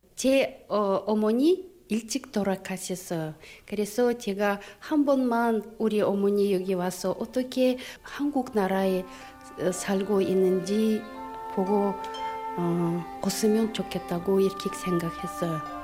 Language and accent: Korean; Aktobe, Aktobe Region, Kazakhstan; Korean is a second language; 저는 어, 카자흐스탄에서 왔습니다. 제 도시에는 악토베 도시예요.